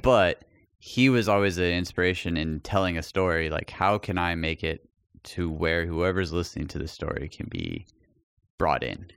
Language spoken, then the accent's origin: English; El Paso, Texas, United States; moved away; when I moved away from El Paso